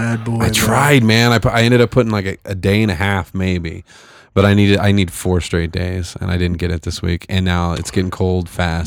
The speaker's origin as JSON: {"language": "English", "town": "Fresno", "region": "California", "country": "United States", "moved": "yes", "lives_now": "Colorado, United States", "said": "I'm from Fresno, California."}